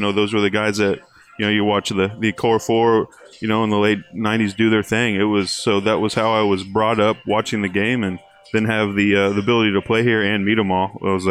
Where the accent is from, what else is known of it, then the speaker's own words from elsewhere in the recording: Indiana, United States; I grew up in Indiana as a kid